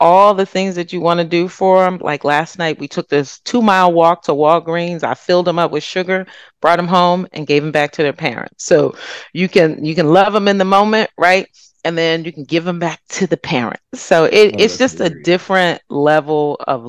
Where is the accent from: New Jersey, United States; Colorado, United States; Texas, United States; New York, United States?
New Jersey, United States; Freehold; I grew up in Freehold, New Jersey